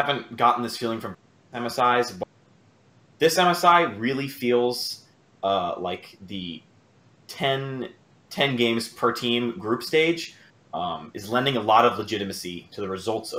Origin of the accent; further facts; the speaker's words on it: Miami, Florida, United States; now in Washington, United States; I'm calling from DC, but I'm originally from Miami.